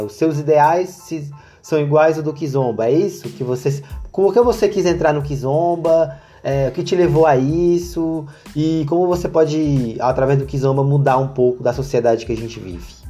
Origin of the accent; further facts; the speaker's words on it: Brazil; nós brasileiros temos uma tendência de americanizar